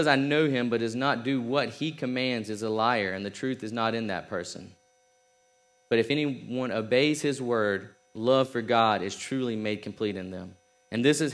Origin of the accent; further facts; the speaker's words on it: South Georgia, United States; I'm from South Georgia.